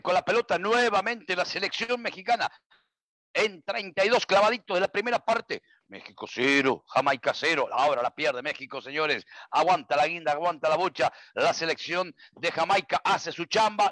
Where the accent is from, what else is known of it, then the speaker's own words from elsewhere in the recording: Uruguay; mi tierra